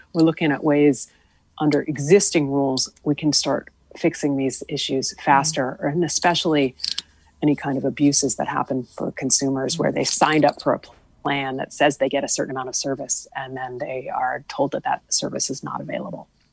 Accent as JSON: {"language": "English", "town": "West Hartford", "region": "Connecticut", "country": "United States", "tie": "born or raised there", "said": "when I was growing up in West Hartford"}